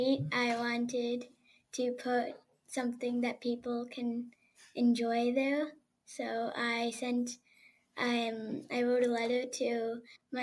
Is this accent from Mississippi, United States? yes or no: no; West Orange, New Jersey, United States; from West Orange, New Jersey.